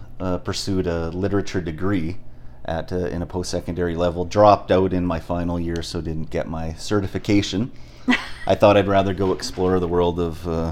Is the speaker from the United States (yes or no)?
no; Prince George, British Columbia, Canada; also born or lived in Grande Prairie, Alberta; Grew up most of my life in the central interior of BC in Prince George.